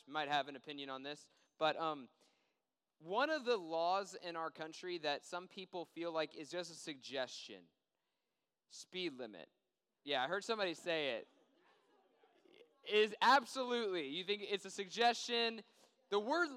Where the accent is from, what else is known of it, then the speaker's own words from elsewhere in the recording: Washington, District of Columbia, United States; moved away; I grew up in Washington, D.C., and we get more snow than we get down here